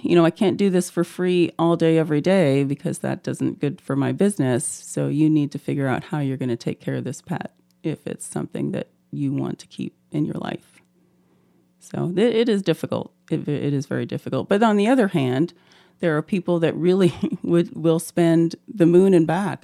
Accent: Canada; also born or lived in Auburn, Alabama, United States; now in Moscow, Idaho, United States; I'm originally from Canada, but went to school in Alabama

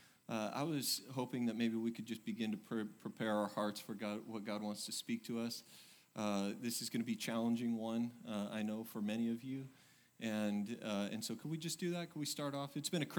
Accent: Oregon, United States; now in Texas, United States; I came from Oregon, and, you know, you would think I'd handle it, but I don't.

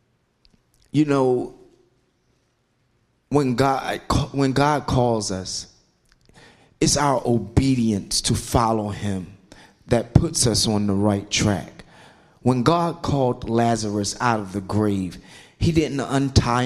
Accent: Philadelphia, Pennsylvania, United States; also born or lived in South Carolina; I'm 51 years old, and I'm from Philadelphia, Pennsylvania

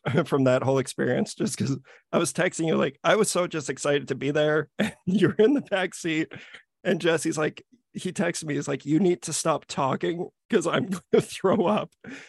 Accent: Saskatchewan, Canada; we're from Saskatchewan.

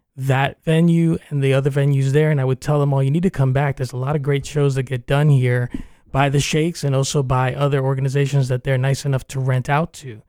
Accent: New York, United States; also born or lived in Cuba (parents) / Spain (grandparents); now in Central Florida, United States; I was born in New York, but, uh, my parents are from Cuba

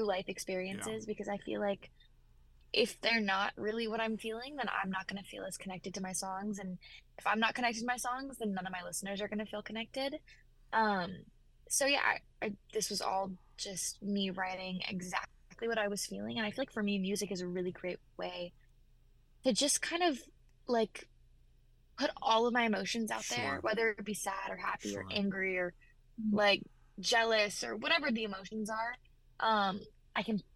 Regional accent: Memphis, Tennessee, United States; I grew up in Memphis, Tennessee, so country music is really where I came from

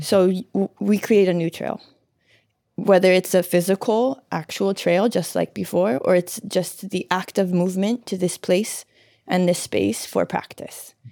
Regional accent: Hawaii, United States; these times that we're in as Hawaiian people

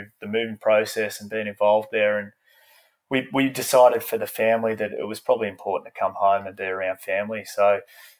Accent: Australia; moved away as an adult; growing up in Australia

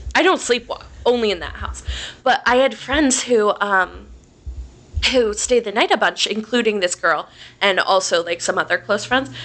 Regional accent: Delaware, Ohio, United States; grew up in Delaware, Ohio, which is about 30 minutes north of Columbus.

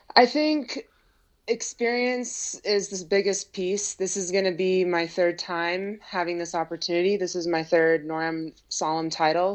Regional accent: United States; I grew up born and raised in Lake Tahoe

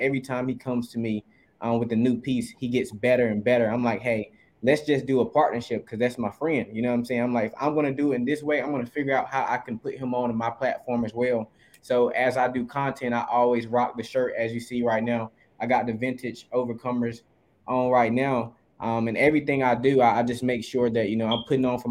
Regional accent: Eastern North Carolina, United States; moved away as an adult; also born or lived in Durham, North Carolina; I'm originally from Mackinsville, North Carolina, Eastern North Carolina

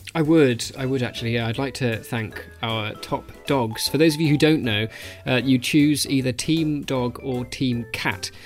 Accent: Australia; moved away; as an Australian

